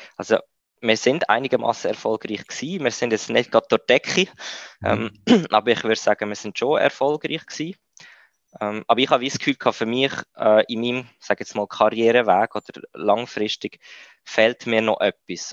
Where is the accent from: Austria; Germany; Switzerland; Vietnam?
Switzerland; also born or lived in India; bei uns in der Schweiz